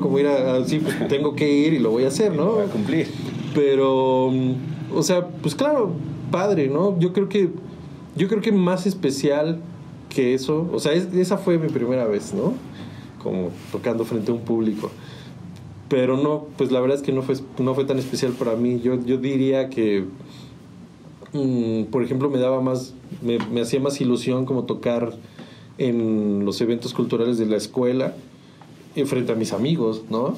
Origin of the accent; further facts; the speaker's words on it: San Juan del Río, Querétaro, Mexico; moved away as an adult; also born or lived in Mexico City; yo nací en la ciudad de Querétaro, pero mis, papás ya vivían acá, o sea, solo fui a nacer a la ciudad, pero soy sanjuanense pues de toda la vida, ¿no? O sea, crecí aquí